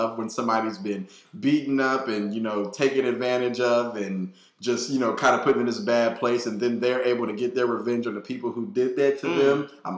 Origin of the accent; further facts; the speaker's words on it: California, United States; I came from California where it's summer year round, basically.